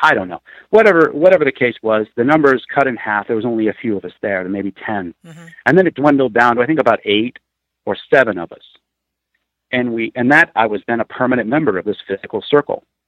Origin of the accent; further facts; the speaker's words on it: Peoria, Illinois, United States; also born or lived in Vermont / Pennsylvania / Chicago; I grew up in Peoria. Um, I lived there for uh, probably eight was eighteen years, and then I moved out.